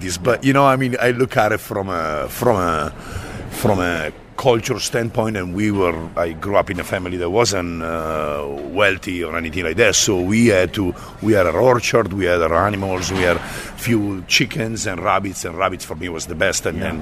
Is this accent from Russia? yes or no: no; Bergamo, Lombardy, Italy; moved away; I come from a town east of uh, uh, Milan and uh, south of, of Como, Lake Como, named Bergamo.